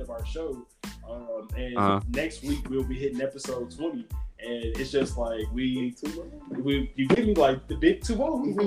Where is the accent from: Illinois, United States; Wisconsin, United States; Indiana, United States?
Indiana, United States; Gary; My hometown is Gary, Indiana, which is at the tip